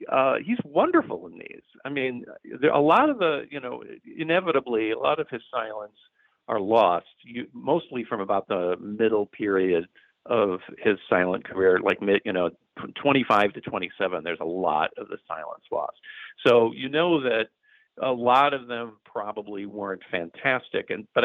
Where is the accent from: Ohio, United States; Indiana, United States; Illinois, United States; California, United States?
Illinois, United States; Chicago; I grew up in the Chicago suburbs